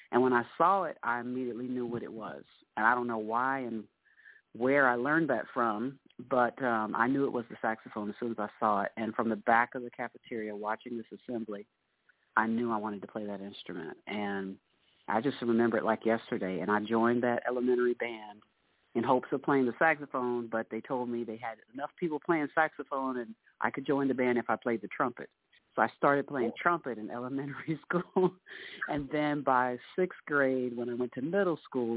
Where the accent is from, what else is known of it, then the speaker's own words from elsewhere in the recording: Orlando, Florida, United States; also born or lived in Lafayette, Louisiana; I live in Apopka, grew up in Orlando throughout my life, originally from Louisiana, and grew up here in Central Florida